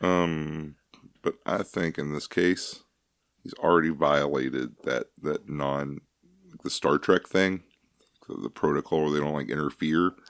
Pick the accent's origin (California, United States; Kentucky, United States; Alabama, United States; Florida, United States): Kentucky, United States; we're from Kentucky. That's the bluegrass state